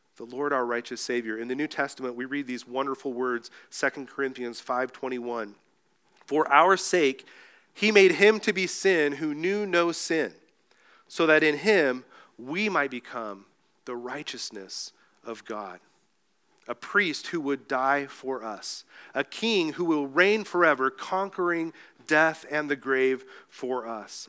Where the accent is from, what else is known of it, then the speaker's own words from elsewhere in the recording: Mexico; moved away; also born or lived in Escondido, California; I grew up in Mexico